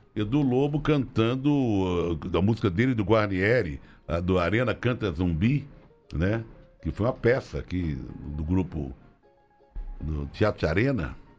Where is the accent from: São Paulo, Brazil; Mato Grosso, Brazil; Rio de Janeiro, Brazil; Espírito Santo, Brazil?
Rio de Janeiro, Brazil; eu nasci no Meia, na, perto da rua Dias da Cruz, fui para o Catumbi e só fui para Tijuca com 7 anos de idade